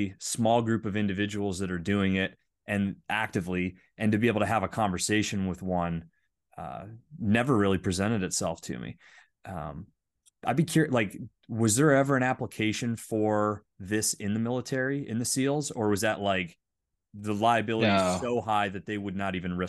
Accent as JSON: {"language": "English", "region": "Pennsylvania", "country": "United States", "tie": "born or raised there", "said": "I grew up in the Northwest, or sorry, Northeast, Northwestern part of Pennsylvania, like Allegheny National Forest."}